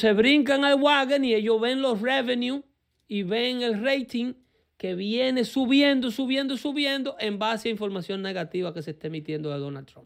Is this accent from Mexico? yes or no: no; Dominican Republic; now in United States; nuestra República Dominicana, de donde soy yo